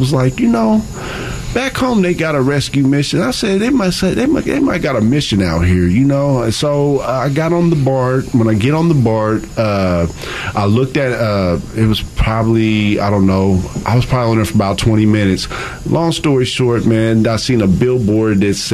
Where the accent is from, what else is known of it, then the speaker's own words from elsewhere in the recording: Evansville, Indiana, United States; moved away as an adult; now in California, United States; I'm originally from Evansville, Indiana